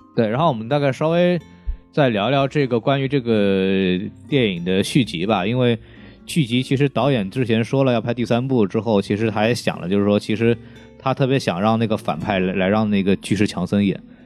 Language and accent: Chinese; China; 我们中国人